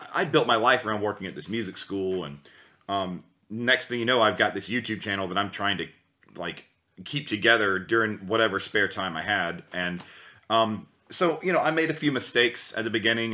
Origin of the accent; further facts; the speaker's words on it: United States; moved away as an adult; now in Germany; I was from the USA originally, and I've lived there my whole life, and I just recently moved to Europe about five months ago